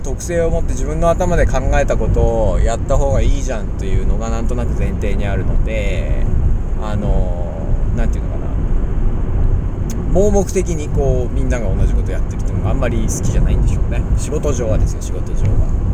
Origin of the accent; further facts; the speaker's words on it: Ina, Nagano, Japan; 私は長野県出身で、伊那市というですね、すごいちっちゃい地域、サッカーも弱い地域にいたんですけれども